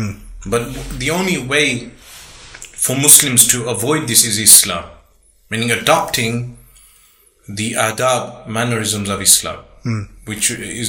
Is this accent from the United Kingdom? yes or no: yes; Birmingham, West Midlands, United Kingdom; Yes, born and raised in Birmingham.